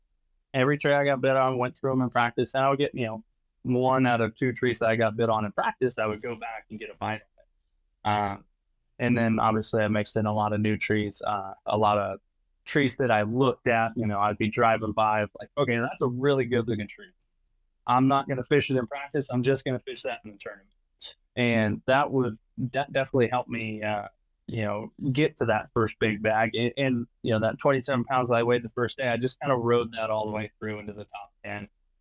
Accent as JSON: {"language": "English", "region": "California", "country": "United States", "said": "so I'm being from California, we have a lot of smaller fisheries"}